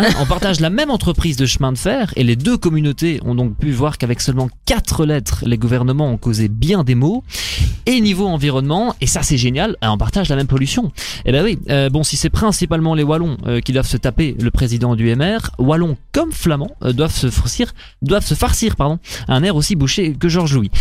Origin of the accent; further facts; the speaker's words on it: Belgium; je suis belge, mais techniquement, mon père est flamand et ma mère est française